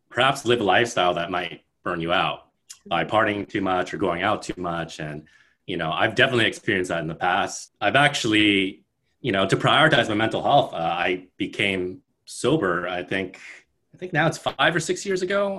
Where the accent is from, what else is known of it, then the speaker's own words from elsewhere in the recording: Bay Area, California, United States; now in New York, United States; I'm from Bay Area in California, but I have lived in New York for 10 plus years now.